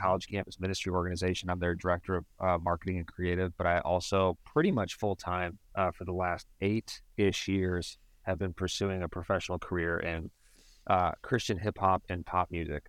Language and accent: English; Cleveland, Ohio, United States; moved away; I'm originally from Cleveland